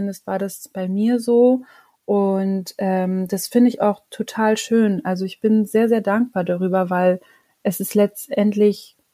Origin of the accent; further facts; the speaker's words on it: Monheim, North Rhine-Westphalia, Germany; Manchmal sage ich, bin, ich bin aus Monheim oder ich bin gewürdigte Düsseldorferin